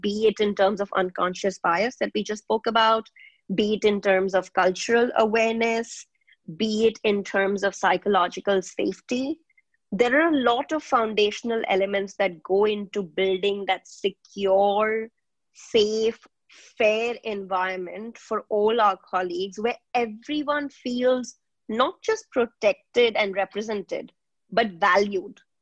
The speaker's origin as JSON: {"language": "English", "country": "India", "tie": "born or raised there", "also_born_or_lived": "Nigeria", "moved": "as an adult", "said": "I was born in India, but I have spent my growing up years across Nigeria and India"}